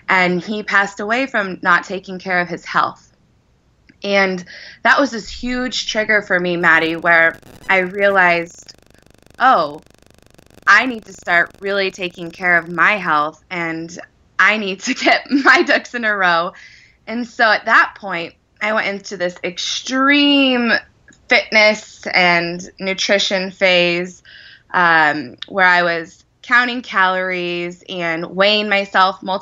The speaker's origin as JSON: {"language": "English", "region": "Wyoming", "country": "United States", "tie": "born or raised there", "said": "I grew up in Wyoming"}